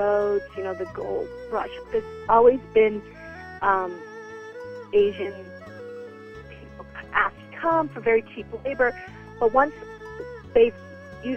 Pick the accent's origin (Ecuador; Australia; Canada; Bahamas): Canada; I've been in Canada since I was 14 months old, and I feel connected to Canada more than any other country, even though I was born elsewhere